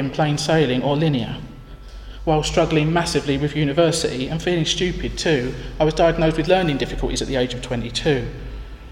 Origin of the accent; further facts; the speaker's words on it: Northern Ireland, United Kingdom; moved away as an adult; I felt isolated by being the only Northern Irish person, and being working class Northern Irish at that. Living outside my home country for the first time